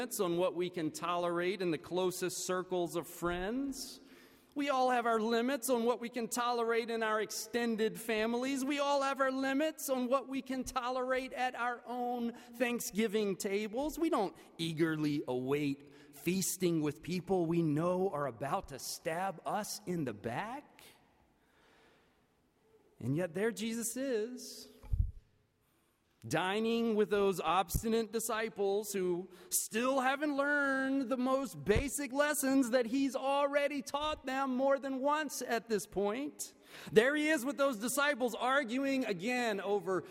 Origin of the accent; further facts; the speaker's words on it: the American South, United States; as a Southerner